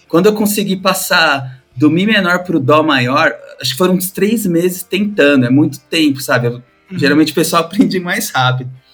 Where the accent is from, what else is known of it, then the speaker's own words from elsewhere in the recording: São Paulo, Brazil; Sou de São Paulo, tenho 40 anos